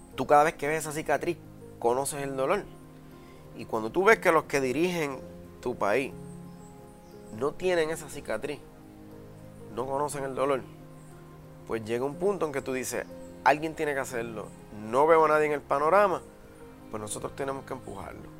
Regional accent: San Sebastián, Puerto Rico; yo vengo del municipio de San Sebastián, que es un municipio agrícola, y para el tiempo que yo me crié cuando chamaquito, pues esa era la industria número uno allí y, yo me crié dentro de un cafetal

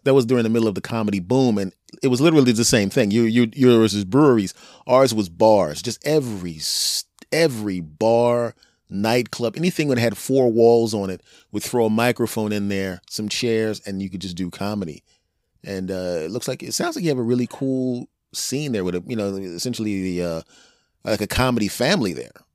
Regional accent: Philadelphia, Pennsylvania, United States; moved away; also born or lived in Cherry Hill, New Jersey; I'm originally from Philadelphia, Pennsylvania

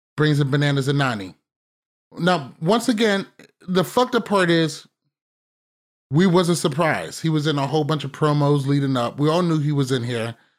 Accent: United States; as an American

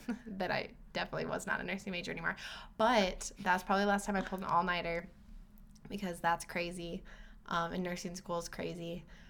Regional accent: Iowa, United States; moved away as an adult; also born or lived in Oklahoma; I went to school at NIAC, which is a community college in my hometown in Iowa.

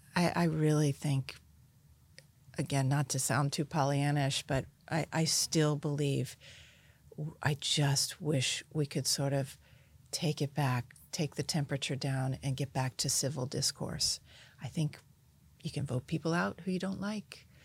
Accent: United States; I grew up outside of Washington

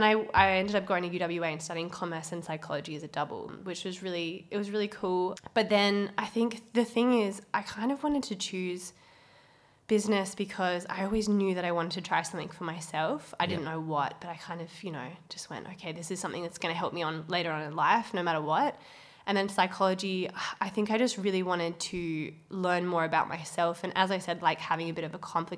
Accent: Perth, Western Australia, Australia; born or raised there; also born or lived in Cocos (Keeling) Islands / Scarborough

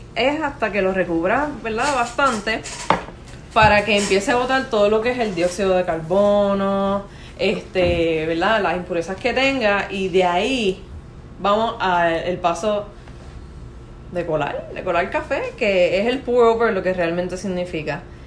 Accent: Caguas, Puerto Rico; accent: Puerto Rican; Yo soy de Cagua

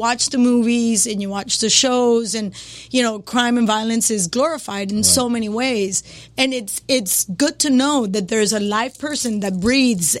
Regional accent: Cali, Valle del Cauca, Colombia; English is a second language; moved away; also born or lived in Hialeah, Florida; I born and raised in Cali, Colombia.

